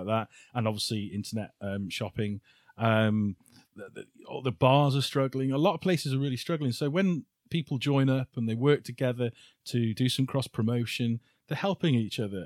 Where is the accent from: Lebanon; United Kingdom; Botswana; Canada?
United Kingdom; Shrewsbury, West Midlands; Shrewsbury 'cause it's my hometown